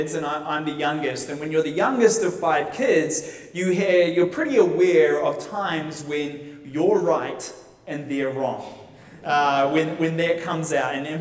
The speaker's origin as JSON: {"language": "English", "country": "New Zealand", "moved": "as an adult", "lives_now": "United States", "said": "if you think I talk funny, it's because I'm from New Zealand"}